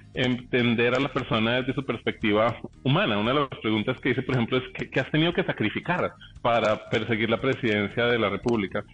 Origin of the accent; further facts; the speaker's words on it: Colombia; somos colombianos